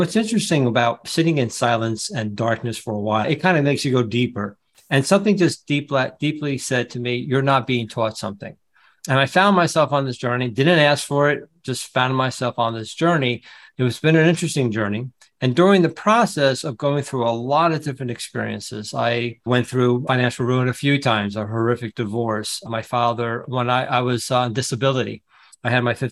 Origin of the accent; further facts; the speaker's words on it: New Jersey, United States; I'm from New Jersey